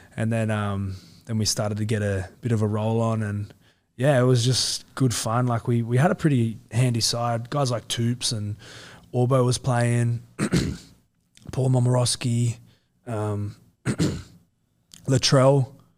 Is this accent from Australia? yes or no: yes; Central Coast, New South Wales, Australia; I'm from the Central Coast